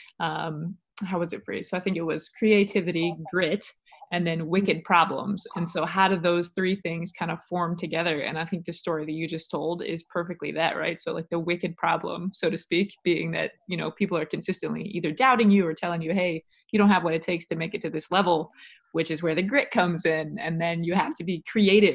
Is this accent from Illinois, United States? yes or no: yes; Illinois, United States; I'm from Illinois